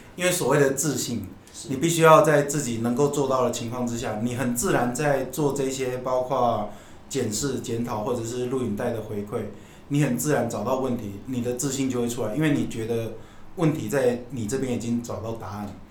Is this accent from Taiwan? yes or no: yes; southern Taiwan, Taiwan; 我们小时候在南部，对。所以南部家里有这种翁来